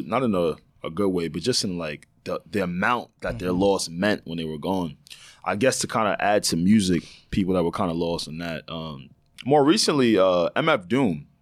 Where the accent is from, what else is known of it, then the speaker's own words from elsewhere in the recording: Long Island, New York, United States; That's where me and Savon are from